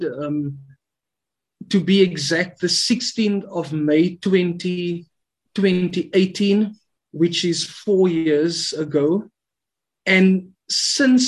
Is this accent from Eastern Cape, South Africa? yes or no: no; Cape Town, Western Cape, South Africa; I was born and raised in the Cape Flats